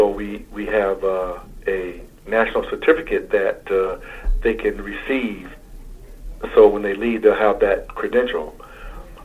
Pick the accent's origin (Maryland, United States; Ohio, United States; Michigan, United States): Michigan, United States; Muskegon Heights; moved away; I'm originally from Muskegon Heights, Michigan